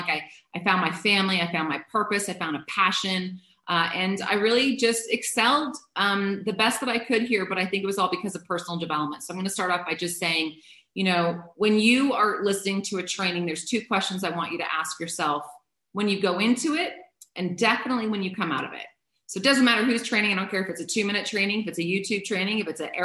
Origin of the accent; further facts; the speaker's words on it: Canada; I'm a Canadian